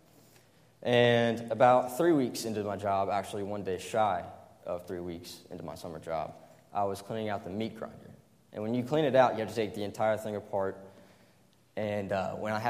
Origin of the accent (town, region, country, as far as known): Greenville, South Carolina, United States; born or raised there